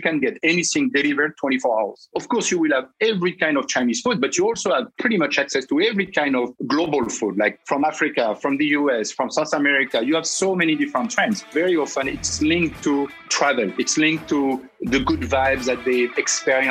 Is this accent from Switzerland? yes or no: no; Lyon, Auvergne-Rhône-Alpes, France; moved away as an adult; now in China; I'm from Lyon in the center of France.